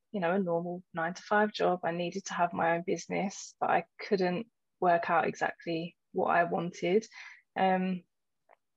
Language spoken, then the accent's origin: English; London, United Kingdom; moved away; also born or lived in Essex; I grew up in East London and, you could probably still hear that in my voice, but then I moved to Essex at a certain point, and so accents were quite, you know, quite mixed, and I didn't pronounce certain things